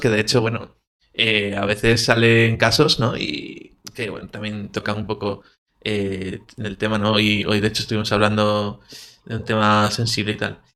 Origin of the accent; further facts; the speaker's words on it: Galicia, Spain; yo es que soy de, de Galicia